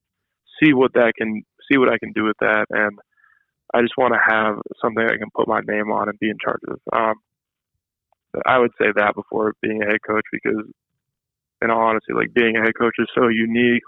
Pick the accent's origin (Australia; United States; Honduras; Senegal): United States; Oregon; moved away; also born or lived in Ohio; Well, I lived in Ohio for only 3 years, from 2010 to 2013. So I grew up in Oregon